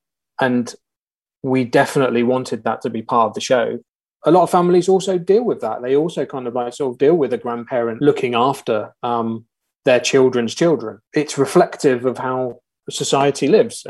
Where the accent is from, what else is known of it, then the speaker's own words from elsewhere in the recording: Portsmouth, South East England, United Kingdom; moved away as an adult; now in Manchester, United Kingdom; I grew up in Portsmouth and my whole family is in Portsmouth.